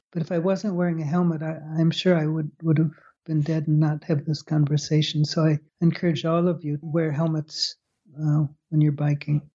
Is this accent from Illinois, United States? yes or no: yes; Chicago, Illinois, United States; moved away as an adult; also born or lived in Purdue, Indiana / Baltimore / Holland / Scotland; I grew up in Chicago.